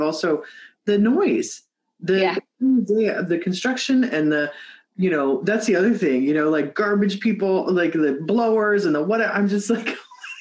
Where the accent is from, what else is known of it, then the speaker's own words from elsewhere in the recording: Midwest, United States; now in West Coast, United States; I'm from the Midwest, right? Though like have lived on the, you know, West Coast for a long time